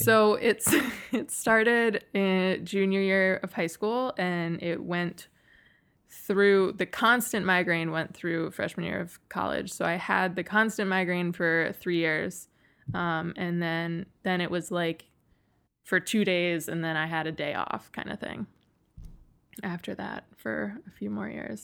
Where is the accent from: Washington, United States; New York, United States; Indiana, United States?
New York, United States; Western; I grew up in Western New York